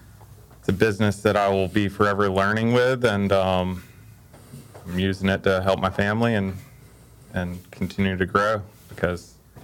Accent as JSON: {"language": "English", "town": "Emerald Isle", "region": "North Carolina", "country": "United States", "tie": "born or raised there", "said": "born and raised in Emerald Isle, North Carolina, a block over from Worth here."}